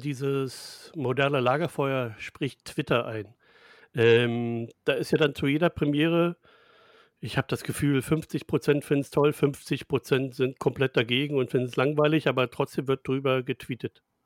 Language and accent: German; Germany; wir Deutsche